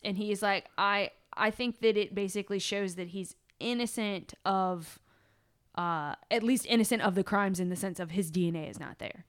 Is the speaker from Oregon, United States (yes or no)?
no; Virginia, United States; we're from Virginia